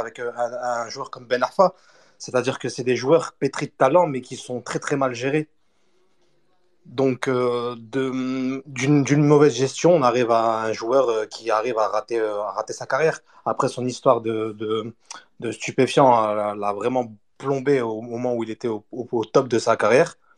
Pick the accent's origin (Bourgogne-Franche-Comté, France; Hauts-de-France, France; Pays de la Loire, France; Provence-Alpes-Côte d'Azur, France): Hauts-de-France, France; Lille; je suis lillois et je suis algérien